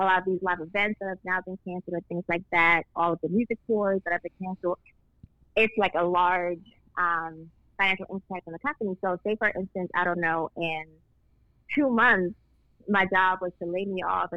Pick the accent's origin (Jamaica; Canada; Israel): Jamaica; I am Jamaican